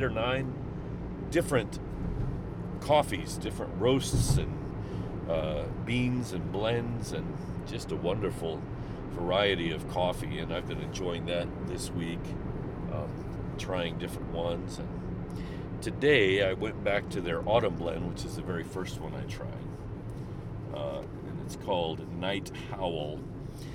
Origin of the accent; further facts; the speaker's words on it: St. Charles, Missouri, United States; moved away as an adult; now in Japan; back in my hometown of St. Charles, Missouri